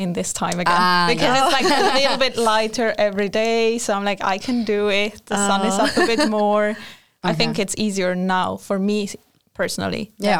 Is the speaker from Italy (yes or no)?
yes; Italy; now in Sweden; I moved here from Italy. So I'm also an international student